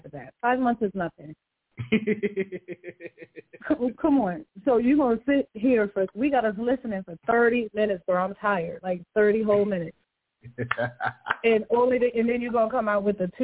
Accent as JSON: {"language": "English", "town": "New York City", "region": "New York", "country": "United States", "said": "I'm from Brooklyn, New York"}